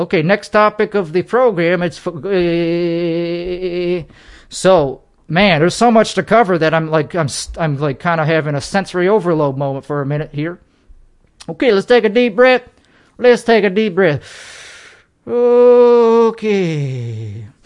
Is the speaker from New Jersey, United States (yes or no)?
no; Chicago, Illinois, United States; now in Texas, United States; Chicagoland is where I current, is where I was born.